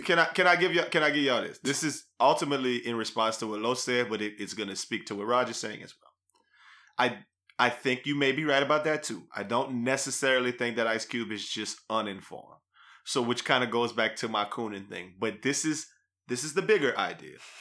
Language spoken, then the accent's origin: English; New Iberia, Louisiana, United States; we grew up in New Iberia where it's like uh, 50 50 black Catholics to black Baptists